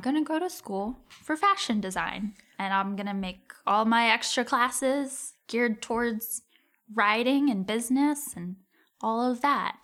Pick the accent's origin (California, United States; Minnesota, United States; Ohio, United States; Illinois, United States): Ohio, United States; Cincinnati; moved away; also born or lived in St. Louis; I'm from Cincinnati.